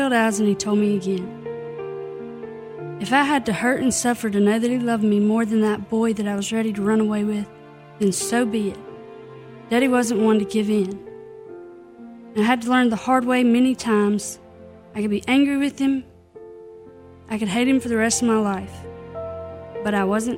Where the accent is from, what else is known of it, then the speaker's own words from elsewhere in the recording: Clarksdale, Mississippi, United States; moved away; Born and raised in Clarksville, Mississippi